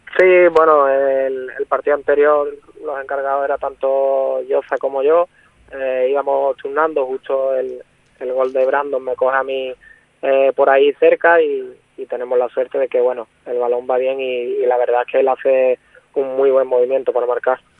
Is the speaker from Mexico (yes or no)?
no; Cádiz, Andalusia, Spain; also born or lived in Puerto Real; now in Benalmádena, Spain; yo como andaluz que soy